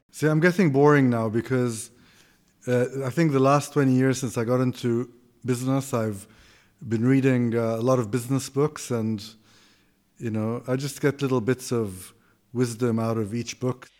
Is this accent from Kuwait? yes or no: yes; Kuwait; moved away as an adult; also born or lived in Austin, Texas / Greece; I grew up in Kuwait